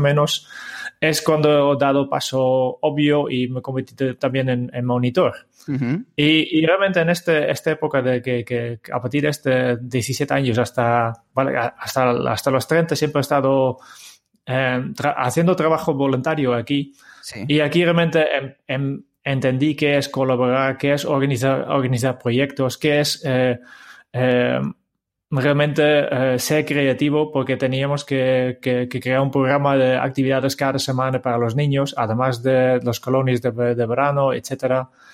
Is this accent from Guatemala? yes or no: no; Harmelen, Utrecht, Netherlands; Spanish is a second language; moved away as an adult; now in Spain; mis primeros pasos eh, han sido en un pueblo en el centro de Holanda, eh, se llama Harmelen